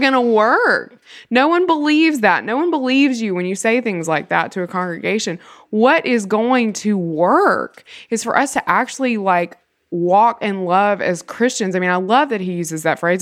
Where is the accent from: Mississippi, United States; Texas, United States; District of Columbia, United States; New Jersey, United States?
Mississippi, United States; born or raised there; moved away